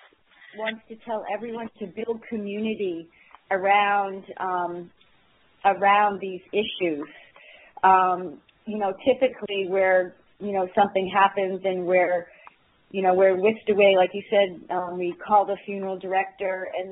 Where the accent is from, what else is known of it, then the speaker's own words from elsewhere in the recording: Maine, United States; I'm from Maine